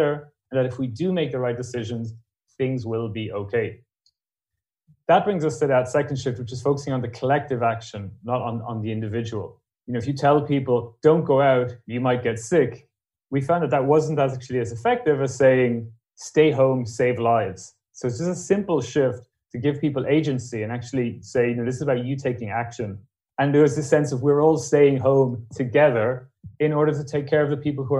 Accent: Ireland; being Irish

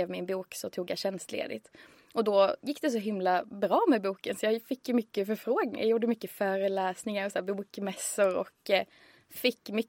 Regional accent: Västernorrland County, Sweden; vi är ju ganska ångermanlänningar.

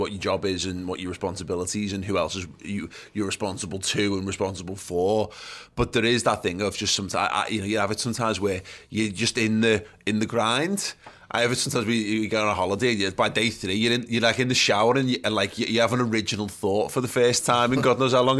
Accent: England, United Kingdom; as English fans

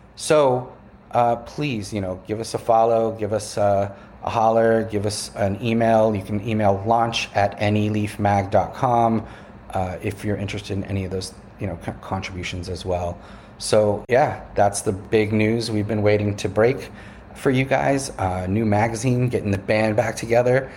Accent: Boston, Massachusetts, United States; now in New York City, United States; I grew up in the Boston area. I live in the New York City area

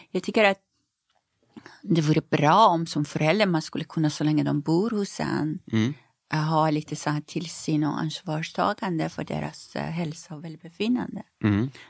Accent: Iran; now in Sweden; Hemma i Iran?

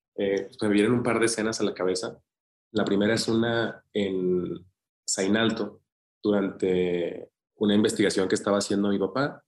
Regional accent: Zacatecas, Mexico; mi hermano y yo somos los únicos que nacimos en Zacatecas

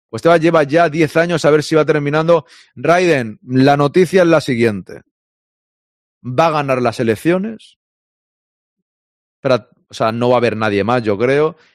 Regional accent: Venezuela; moved away as an adult; now in Miami, United States; Yo soy de Venezuela y tengo casi seis años en Miami, en Venezuela, con DirecTV, compraba el paquete de la liga y veía los partidos.

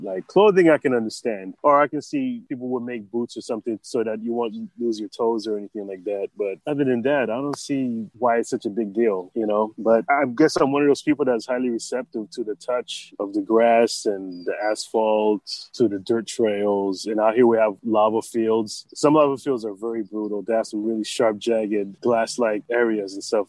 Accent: White Plains, New York, United States; moved away as an adult; also born or lived in Los Angeles, California / Hawaii; now in Hilo, United States; I was born and raised in White Plains, New York.

